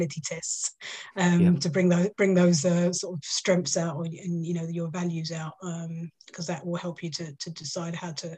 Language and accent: English; London, United Kingdom; accent: Cockney; I'm from East London, so I'm a bit of a Cockney